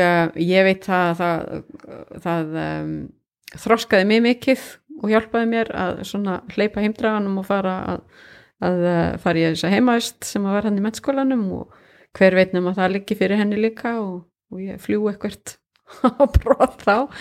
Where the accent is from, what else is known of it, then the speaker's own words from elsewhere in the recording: Kópasker, Northeastern Region, Iceland; also born or lived in Hong Kong / Singapore; now in Akureyri, Iceland; ég kem frá Kópaskeri, ég kem ekkert frá Norðuþingi